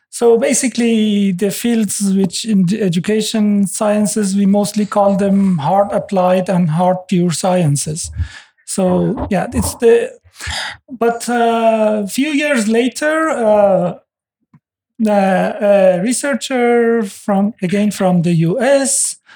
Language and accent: English; Iran; now in Norway; I'm originally from Iran. Uh, Norway is the fifth country I'm living in.